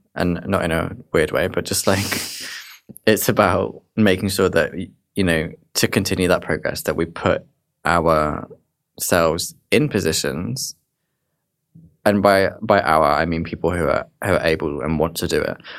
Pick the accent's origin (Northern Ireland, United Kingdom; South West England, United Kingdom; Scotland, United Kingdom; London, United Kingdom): South West England, United Kingdom; Dorset; moved away; I'm originally from Dorset